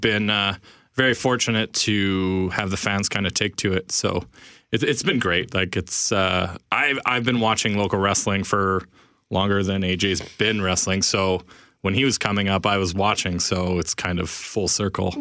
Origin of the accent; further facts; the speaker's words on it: Winnipeg, Manitoba, Canada; We're all from Winnipeg. We all grew up on Winnipeg wrestling